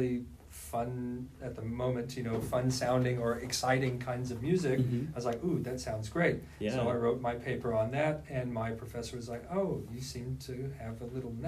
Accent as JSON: {"language": "English", "town": "Terre Haute", "region": "Indiana", "country": "United States", "tie": "born or raised there", "moved": "as an adult", "lives_now": "Murfreesboro, United States", "said": "I was going to be a band director in my hometown of Terre Haute, Indiana"}